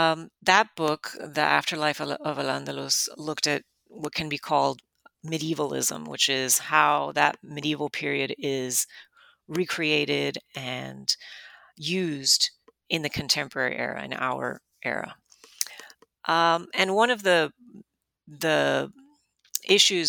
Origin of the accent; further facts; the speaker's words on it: Miami, Florida, United States; I grew up in Miami